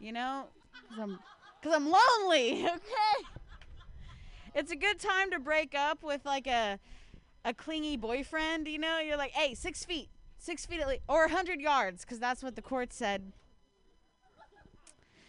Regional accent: Ohio, United States; moved away; I'm from Ohio

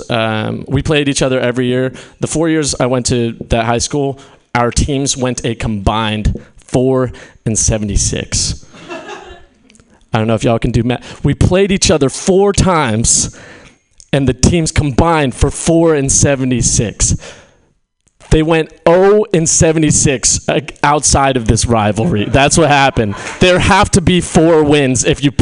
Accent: Fairfield, California, United States; moved away; being back in my hometown has been interesting. I'm from Fairfield.

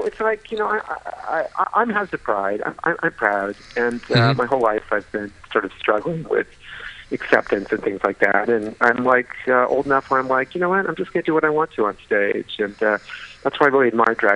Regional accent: San Francisco, California, United States; I was born here. I was born in Children's Hospital. It's not even there anymore. I was born on California Street at Children's Hospital

